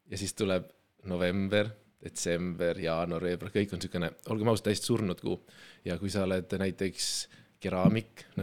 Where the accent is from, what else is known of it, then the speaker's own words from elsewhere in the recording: Saare County, Estonia; mina olen sündinud Saaremaal. täiesti päris saarlane, vanemad on saarlased